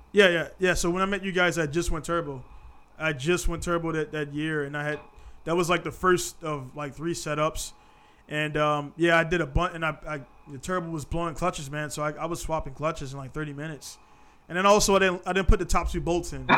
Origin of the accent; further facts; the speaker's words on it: United States; now in Japan; I'm American.